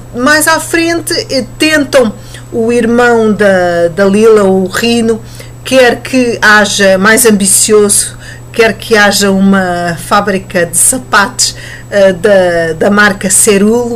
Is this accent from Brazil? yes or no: no; Portugal; nós portugueses